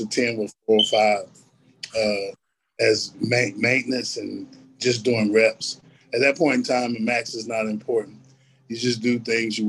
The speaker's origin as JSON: {"language": "English", "town": "Elizabethtown", "region": "North Carolina", "country": "United States", "tie": "born or raised there", "said": "I grew up in a little town called Elizabethtown. We're kind of like a blueberry capital"}